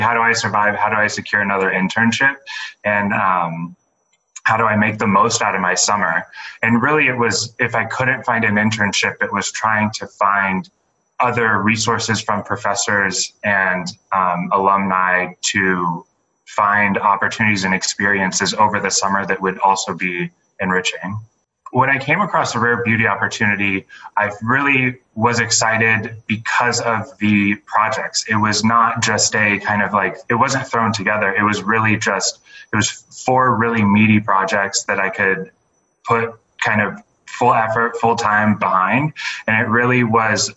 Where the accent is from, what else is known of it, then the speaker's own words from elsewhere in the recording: San Diego, California, United States; moved away as an adult; I'm originally from San Diego